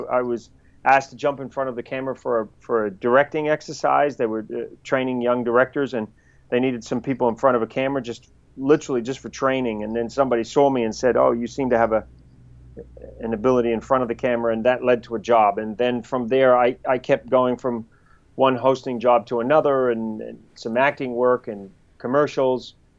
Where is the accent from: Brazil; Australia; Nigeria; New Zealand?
New Zealand; accent: New Zealand; now in United States; would we want to have a Kiwi guy on a show? So that was challenging because I had to kind of change my accent to get jobs.